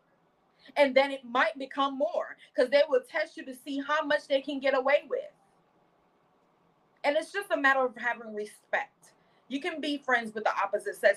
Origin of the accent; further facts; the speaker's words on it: New Jersey, United States; I'm from Jersey